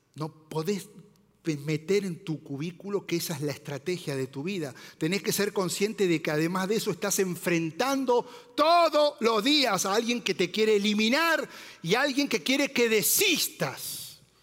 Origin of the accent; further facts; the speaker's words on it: Argentina; moved away; soy argentino